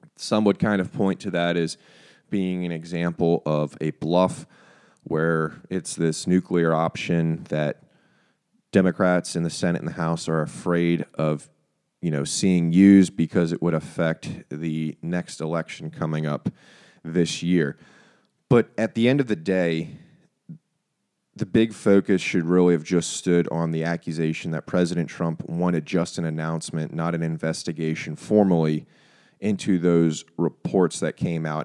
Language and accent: English; United States; as an American population